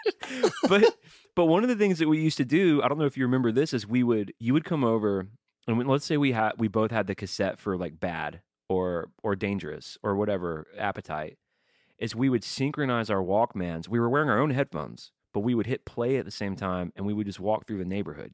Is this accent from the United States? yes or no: yes; the South, United States; growing up in the South.